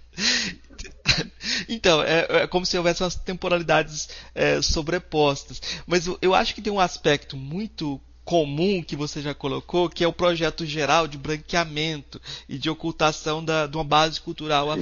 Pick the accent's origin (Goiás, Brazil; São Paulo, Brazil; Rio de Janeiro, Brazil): Goiás, Brazil; eu sou goiano e eu tô falando hoje de, de, Goiás, né? Por conta da pandemia, estou no minha, meu estado.